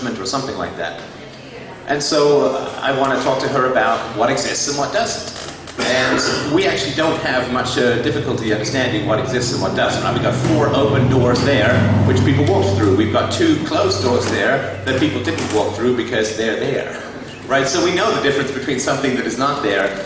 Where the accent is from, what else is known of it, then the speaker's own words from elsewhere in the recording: England, United Kingdom; I was raised a Christian in England